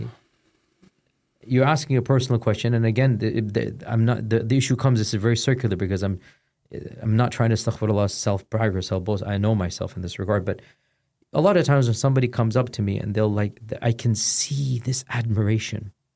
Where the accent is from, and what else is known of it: Houston, Texas, United States; born or raised there; moved away as an adult